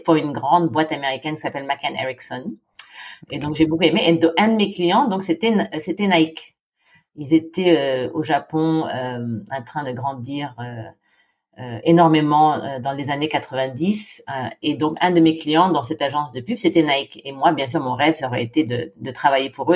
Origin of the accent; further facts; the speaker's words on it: Philippines; moved away as an adult; also born or lived in Senlis, France / Japan; j'ai grandi aux Philippines